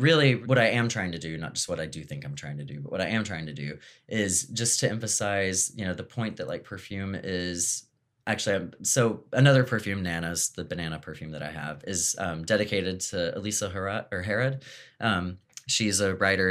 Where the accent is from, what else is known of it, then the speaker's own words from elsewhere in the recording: Texas, United States; I'm from Texas